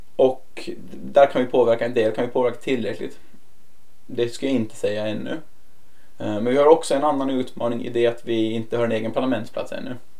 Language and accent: Swedish; Åland Islands; moved away as an adult; now in Brussels, Belgium; jag kommer få vara hemma på Åland lite oftare.